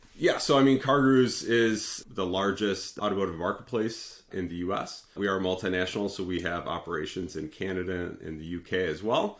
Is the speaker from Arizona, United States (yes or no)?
no; Detroit, Michigan, United States; I'm from the Detroit area